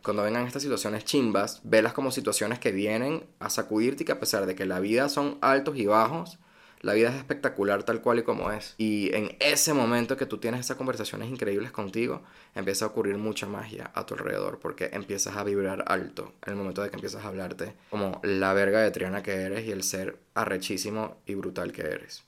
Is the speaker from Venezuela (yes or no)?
yes; Venezuela; moved away; also born or lived in United States; soy venezolano